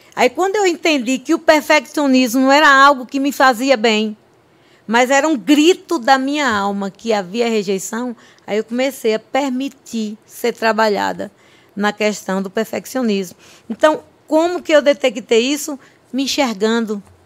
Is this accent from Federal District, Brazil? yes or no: no; Olindina, Bahia, Brazil; Eu sou da cidade de Olindina, na Bahia, sertão nordestino. É, a minha cidade tem 26 mil habitantes, então eu cresci ali.